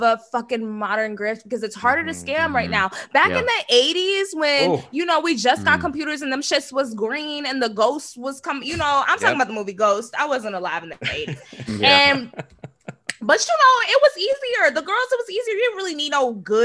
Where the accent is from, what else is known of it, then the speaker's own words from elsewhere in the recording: Dallas, Texas, United States; I'm from Dallas